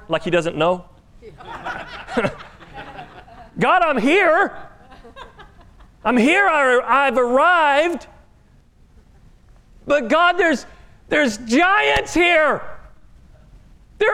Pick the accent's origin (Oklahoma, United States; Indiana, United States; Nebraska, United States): Oklahoma, United States; I am from Oklahoma